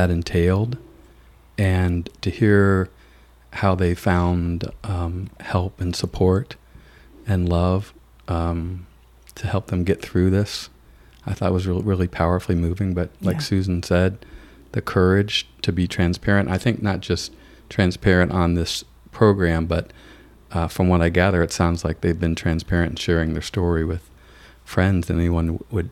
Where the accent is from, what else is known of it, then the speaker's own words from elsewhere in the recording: the Midwest, rural Ohio, United States; moved away as an adult; also born or lived in Kentucky; now in Darien, United States; We came from the Midwest and from very, very rural Ohio to Darien, Connecticut